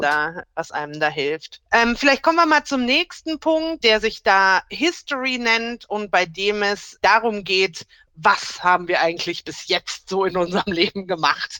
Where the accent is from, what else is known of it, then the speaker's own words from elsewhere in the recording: Rhineland, Germany; now in Bavaria, Germany; ich komme eigentlich gebürtig aus dem Rheinland. Und ich muss auch sagen, das ist für mich meine Heimat